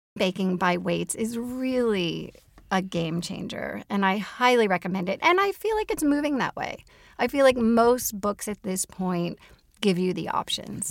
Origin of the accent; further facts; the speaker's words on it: Minneapolis, Minnesota, United States; my hometown of Minneapolis and greater Minnesota